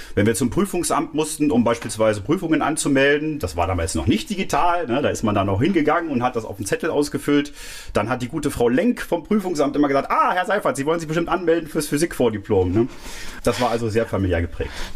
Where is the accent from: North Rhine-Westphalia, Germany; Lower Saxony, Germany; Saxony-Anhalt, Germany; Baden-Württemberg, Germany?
Lower Saxony, Germany; Clausthal-Zellerfeld; also born or lived in Göttingen; now in Mainz, Germany; groß geworden bin ich dann im Oberharz, im niedersächsischen Teil des Oberharzes, im geteilten Deutschland damals noch.